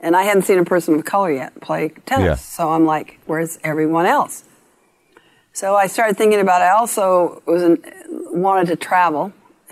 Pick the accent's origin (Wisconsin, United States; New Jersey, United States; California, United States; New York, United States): California, United States; Long Beach; I grew up in Long Beach, California